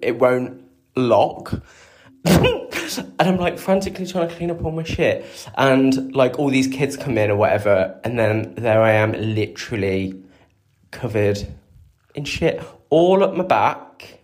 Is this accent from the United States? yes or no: no; Coventry, West Midlands, United Kingdom; moved away; I was still living in Cov, my hometown